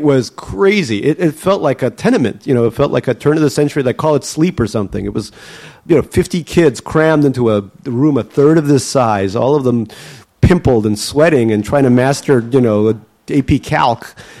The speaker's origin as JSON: {"language": "English", "region": "Saint Petersburg", "country": "Russia", "tie": "born there", "said": "What city was I born in Russia? I was born in Leningrad. Yeah, in the Oto Roddom, which is the best Roddom, birthing house in all of Leningrad."}